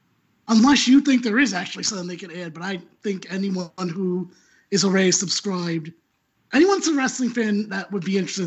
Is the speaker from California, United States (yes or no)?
no; New Jersey, United States; I'm from New Jersey.